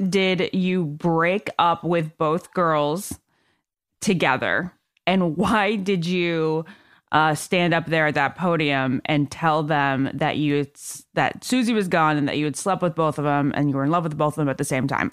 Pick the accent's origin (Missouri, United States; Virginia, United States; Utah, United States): Virginia, United States; Northern; That's my home state as well.